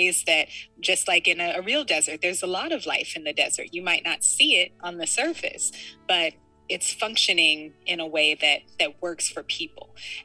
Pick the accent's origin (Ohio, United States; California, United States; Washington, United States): California, United States; San Francisco; I was born and raised in San Francisco